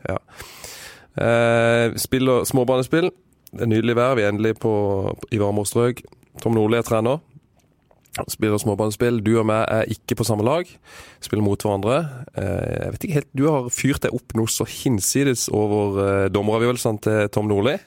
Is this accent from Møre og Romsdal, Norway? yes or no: no; Vigør, Agder, Norway; i Vigør, der jeg kommer fra